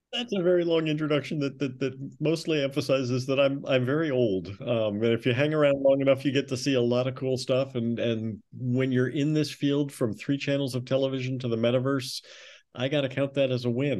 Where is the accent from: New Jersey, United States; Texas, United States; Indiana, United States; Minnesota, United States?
Minnesota, United States; Minneapolis; I grew up in Minneapolis